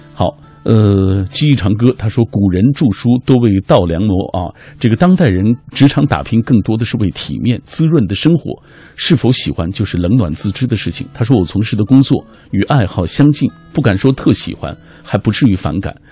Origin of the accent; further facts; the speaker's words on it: Xinjiang, China; moved away as an adult; now in Beijing, China; 我从故乡新疆来到北京，啊，啊。就是因为我二十六岁之前一直在做汽车修理工